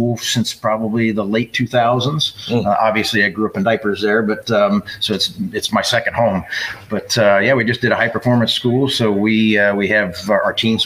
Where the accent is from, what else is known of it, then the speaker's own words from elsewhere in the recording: Stow, Ohio, United States; So I grew up in Stowe, which is not too far from here